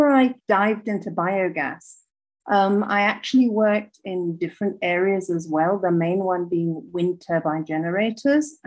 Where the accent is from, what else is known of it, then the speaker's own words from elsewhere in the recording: Kenya; moved away as an adult; now in Rwanda; I'm from Kenya.